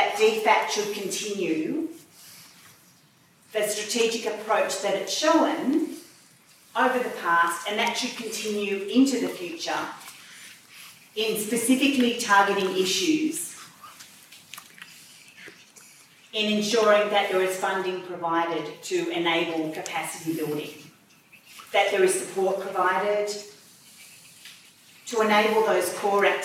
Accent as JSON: {"language": "English", "country": "Australia", "said": "as an Australian, as the IDA chair as well"}